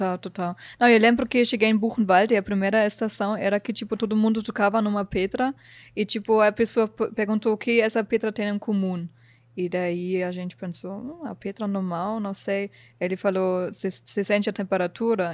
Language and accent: Portuguese; Germany; Portuguese is a second language; moved away as an adult; also born or lived in New Zealand; now in Brazil; quando eu cheguei aqui não falava português